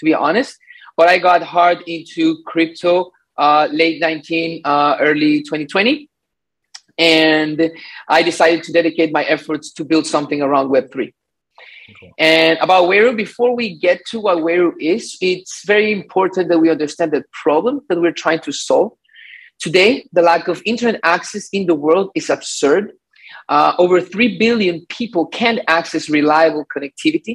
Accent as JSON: {"language": "English", "country": "Ecuador", "moved": "yes", "lives_now": "Miami, United States", "said": "I am from Ecuador, but I live in Miami"}